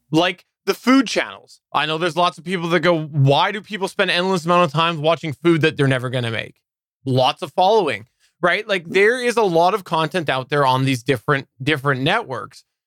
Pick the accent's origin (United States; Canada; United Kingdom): Canada; I am Canadian